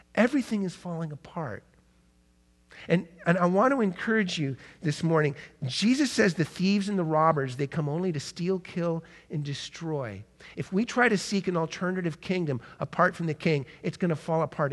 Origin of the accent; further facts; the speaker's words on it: United States; as modern American, twenty-first century Christians